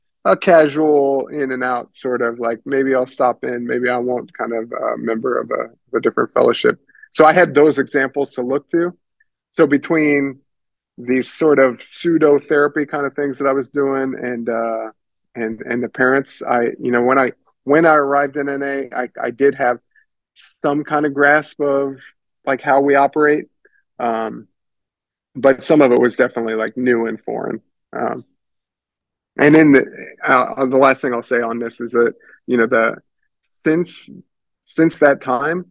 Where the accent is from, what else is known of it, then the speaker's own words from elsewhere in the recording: Paxton, Illinois, United States; moved away as an adult; now in California, United States; I was living in my hometown, Paxton, Illinois, which is population 4,500